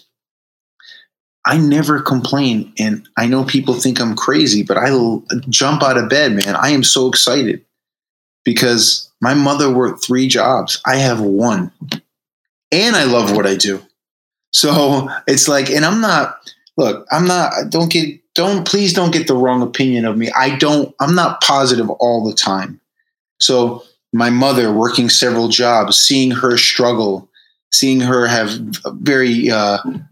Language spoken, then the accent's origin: English; Fall River, Massachusetts, United States; the kid who grew up in Fall River, Massachusetts